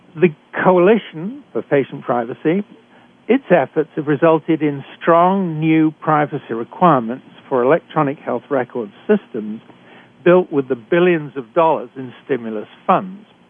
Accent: United Kingdom; accent: British; moved away as an adult; now in Canada; I'm a physician trained in Britain, as you can tell from my accent.

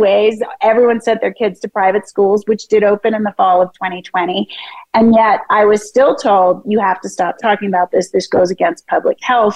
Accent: Philadelphia, Pennsylvania, United States; moved away; also born or lived in San Francisco; I was born in Philadelphia

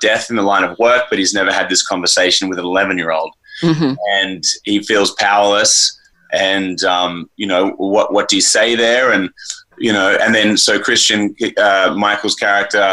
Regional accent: Australia; now in Los Angeles, United States; I'm an Australian living here

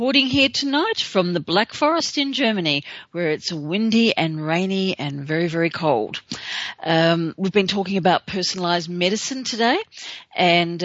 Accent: Australia; being an Aussie

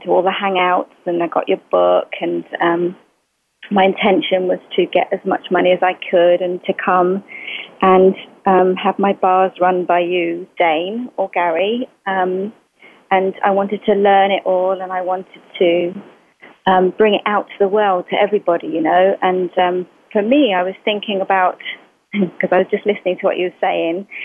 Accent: England, United Kingdom; I'm English

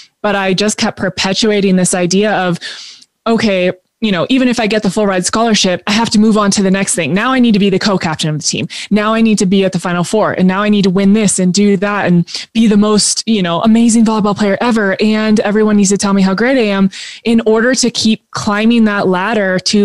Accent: Temecula, California, United States; Started playing in my hometown of Temecula

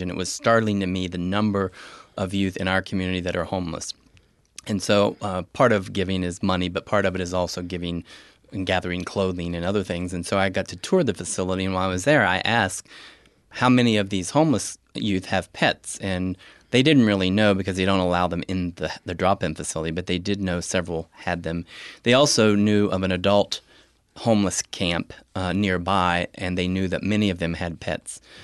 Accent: rural Appalachian West Virginia, United States; moved away as an adult; now in Columbus, United States; I, came from a rural Appalachian, West Virginia

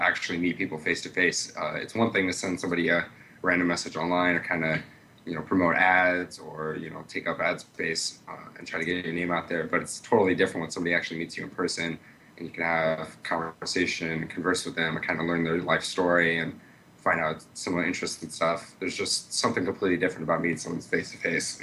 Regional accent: Iowa City, Iowa, United States; I'm from Iowa City, Iowa.

